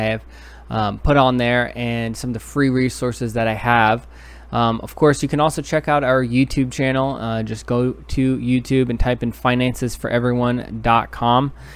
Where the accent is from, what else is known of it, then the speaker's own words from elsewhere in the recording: New York City, New York, United States; moved away; originally I'm from New York City.